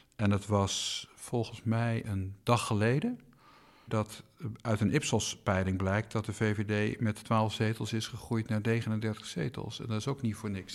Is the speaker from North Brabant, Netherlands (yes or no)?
yes; Eindhoven area, North Brabant, Netherlands; moved away; waar ik ben opgegroeid, het eh, Eindhovense Dagblad, het Brabants